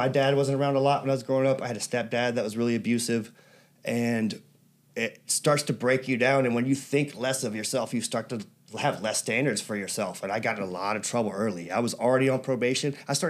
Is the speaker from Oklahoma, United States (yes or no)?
no; Birmingham, Alabama, United States; also born or lived in Atlanta, Georgia / Ireland (ancestry); now in National City, United States; I was born in Atlanta. I grew up in Birmingham. I think right now is the third most dangerous city in America. So I grew up around a lot of poverty.